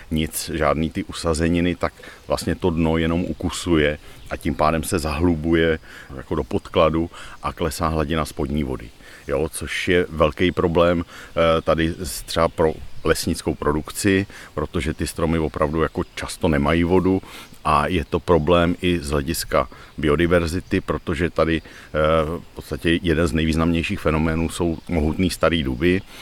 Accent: Ostrava, Moravian-Silesian Region, Czechia; Ale my jsme z Ostravy, jo, takže no, tam je, tu jezdíme vlastně

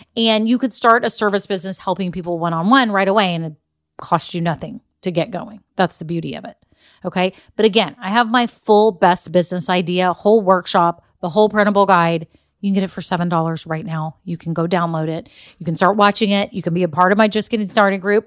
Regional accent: Texas, United States; I grew up in Texas

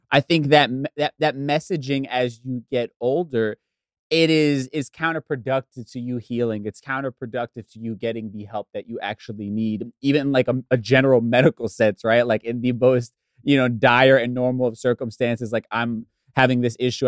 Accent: suburbs of New Jersey, United States; also born or lived in Bronx, New York; we moved from from the Bronx to the suburbs of Jersey when I was really young

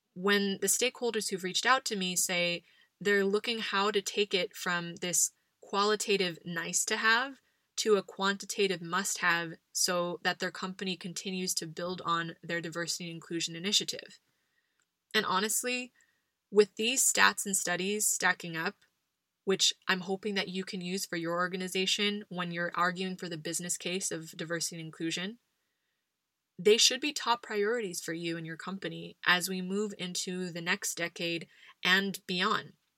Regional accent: United States; now in Spain; as an American living abroad

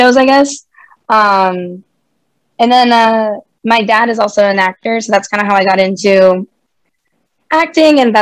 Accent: Houston, Texas, United States; also born or lived in Los Angeles, California; I was born in Los Angeles, California. But we moved to Houston when I was still pretty young. I love growing up in Houston

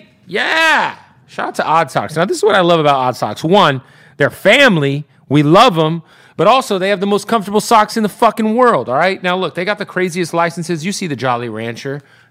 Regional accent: Arizona, United States; because I'm from Arizona, right?

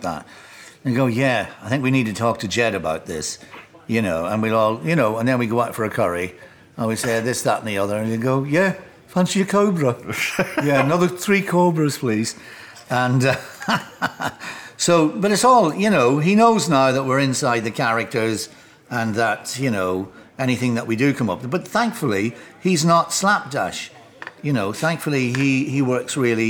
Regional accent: Enniskillen, Northern Ireland, United Kingdom; also born or lived in Highgate, London; now in London, United Kingdom; Both Beckett and Oscar Wilde went to school in my hometown

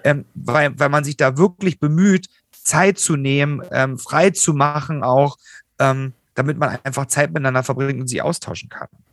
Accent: Germany; in unserem Land

